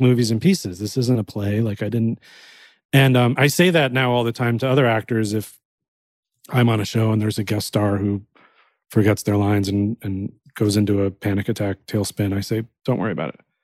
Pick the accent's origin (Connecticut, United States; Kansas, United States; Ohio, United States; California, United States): Ohio, United States; Cleveland; I grew up in Cleveland, Ohio, and I really wanted to move to New York